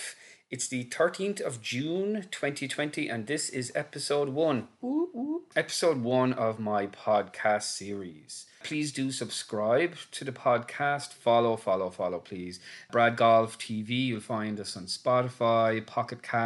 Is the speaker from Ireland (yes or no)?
yes; Cork, Munster, Ireland; now in Dublin, Ireland; I'm from Cork originally, living in Dublin in Ireland